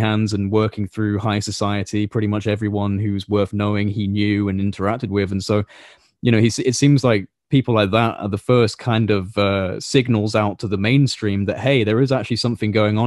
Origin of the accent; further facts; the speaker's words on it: United Kingdom; I'm a British citizen